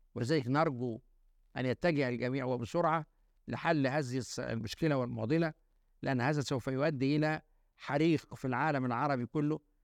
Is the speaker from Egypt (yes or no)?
yes; Egypt; أنا راجل مصري